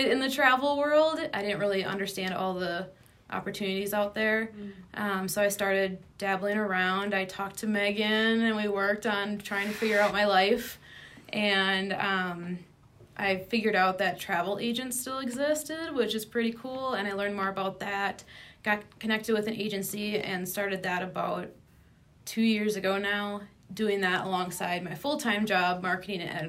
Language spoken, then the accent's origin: English; Midwest, United States; I'm from the Midwest